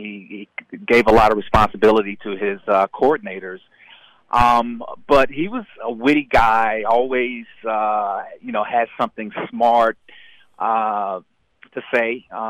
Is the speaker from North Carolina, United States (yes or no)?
yes; Chapel Hill, North Carolina, United States; Chapel Hill being my hometown